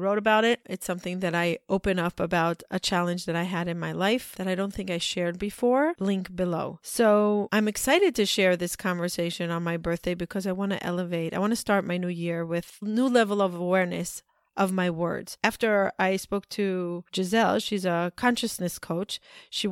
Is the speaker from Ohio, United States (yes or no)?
no; New York, United States; We said that we're from New York